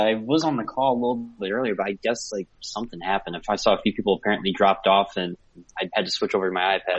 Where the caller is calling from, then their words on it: St. Louis, Missouri, United States; Yeah, I'm calling from St. Louis, Missouri.